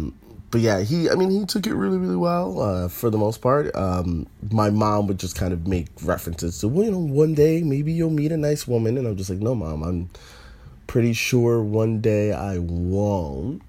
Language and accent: English; Northern Virginia, United States; I'm from the South. I'm from North Virginia